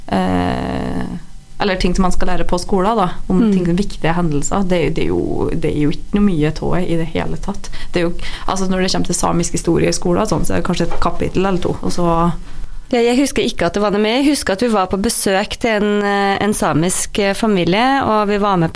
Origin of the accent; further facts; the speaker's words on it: Norway; fordi at eh, vi nordmenn vi, jo, vi lager jo masse vitser, og det er mye Historie om samer.